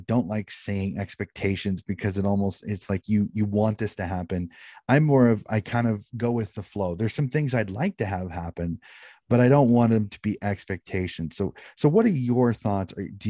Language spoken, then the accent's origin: English; United States; being an American, being in the US